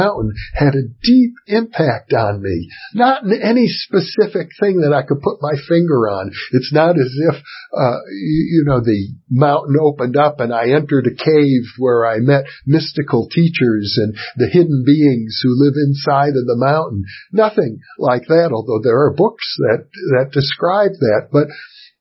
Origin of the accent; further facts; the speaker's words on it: Fond du Lac, Wisconsin, United States; the conservative community I grew up in Fond du Lac, Wisconsin.